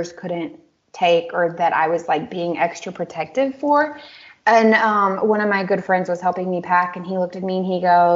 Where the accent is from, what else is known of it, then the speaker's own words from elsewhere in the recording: United States; also born or lived in Germany; now in Czech Republic; as an American